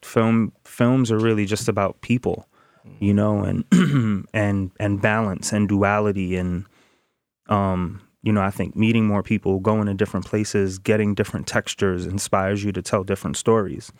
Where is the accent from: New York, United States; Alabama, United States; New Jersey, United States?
New York, United States; New York City; I grew up in the Bronx in the projects in Soundview